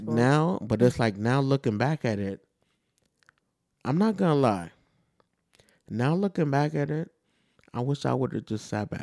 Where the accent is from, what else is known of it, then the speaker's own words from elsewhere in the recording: New York, United States; moved away; also born or lived in Georgia; The thing is, I didn't experience racism until I moved to Georgia. Because I'm from New York.